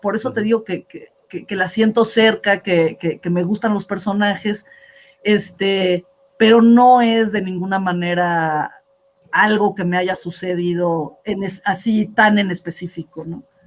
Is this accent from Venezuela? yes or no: no; Mexico; somos los mexicanos